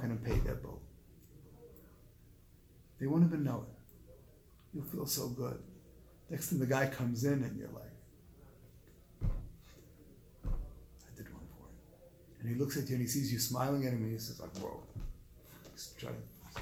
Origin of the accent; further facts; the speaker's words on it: South Africa; moved away; I grew up in South Africa in a third world country